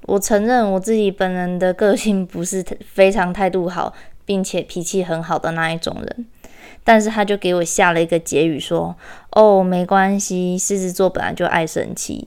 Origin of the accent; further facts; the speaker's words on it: Kaohsiung, Taiwan; 因为我是高雄人